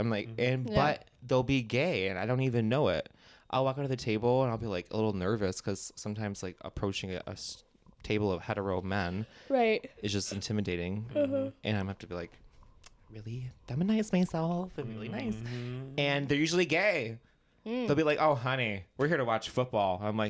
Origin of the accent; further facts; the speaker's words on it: Plymouth, Michigan, United States; That's where I'm from.